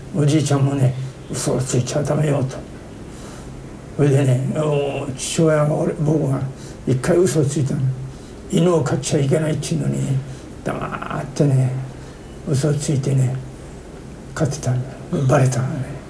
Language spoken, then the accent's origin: Japanese; Nagoya, Aichi, Japan; moved away as an adult; もう名古屋でずっとね、はい、大学出るまで名古屋におりましたから